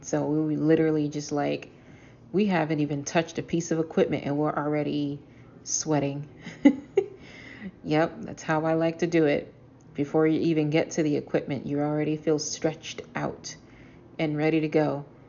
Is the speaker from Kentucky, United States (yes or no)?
no; Boston, Massachusetts, United States; I am a storyteller from Boston.